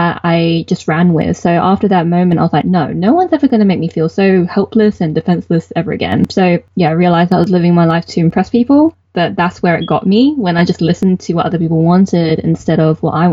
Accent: United Kingdom; I am a British-born Chinese, so BBC. And my parents are from Hong Kong

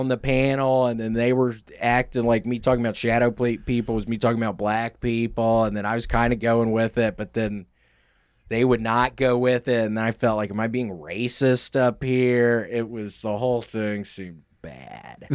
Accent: Memphis, Tennessee, United States; moved away as an adult; also born or lived in New York; when I moved back to Memphis from New York

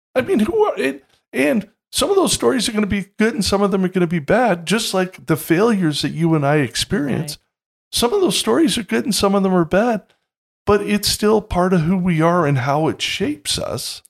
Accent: Toronto, Ontario, Canada; I grew up in Toronto

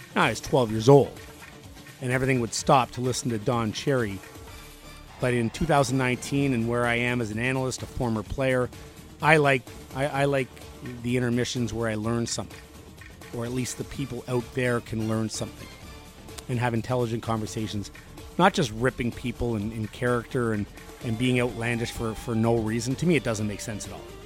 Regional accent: Canada; moved away as an adult; also born or lived in Buffalo; I'm from Canada, in Canada.

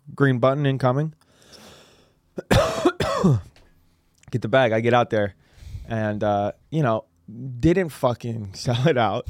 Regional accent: San Francisco, California, United States; I'm from San Francisco

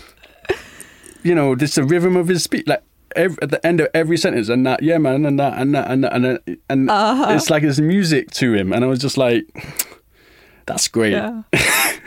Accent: London, United Kingdom; I'm from Hackney

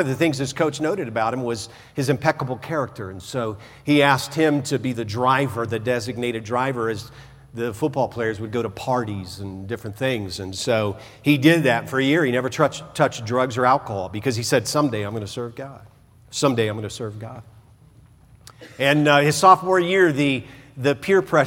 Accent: the South, United States; I remember growing up in the South

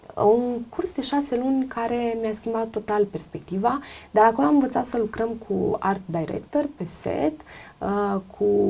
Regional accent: Romania; moved away; also born or lived in Greece; sunt româncă

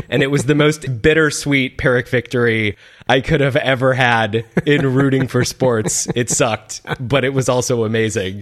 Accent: Seattle, Washington, United States; my hometown, Seattle

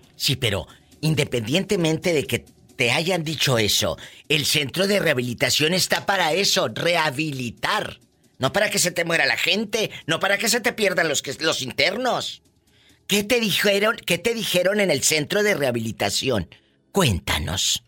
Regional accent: Matamoros, Tamaulipas, Mexico; moved away as an adult; also born or lived in Mexico City; Matamoros, Tamaulipas, mi tierra

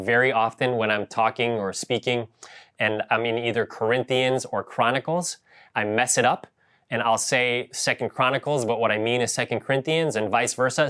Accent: Ohio, United States; now in Bay Area, United States; I grew up in Ohio, and we had real yards

